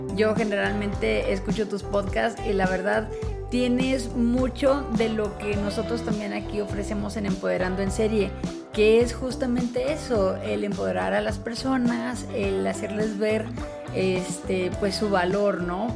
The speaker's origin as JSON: {"language": "Spanish", "country": "Mexico", "said": "como mexicana"}